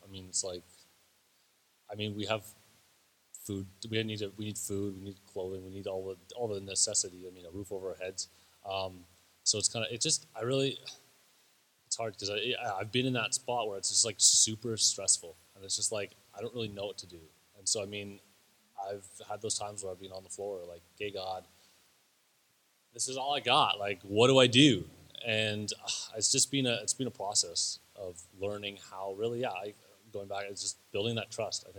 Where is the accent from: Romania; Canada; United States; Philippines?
Canada; we're missionaries here from Canada, and we don't make a paycheck.